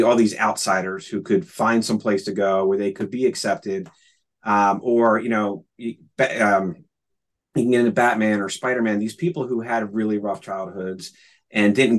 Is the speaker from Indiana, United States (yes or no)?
no; Philadelphia, Pennsylvania, United States; I grew up in Philadelphia